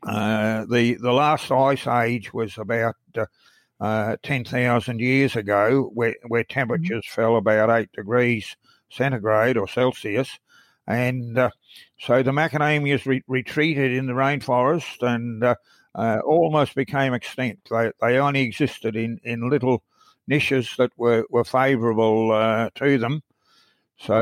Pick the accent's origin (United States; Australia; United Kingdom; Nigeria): Australia; Brisbane, Queensland; I grew up in Brisbane in Queensland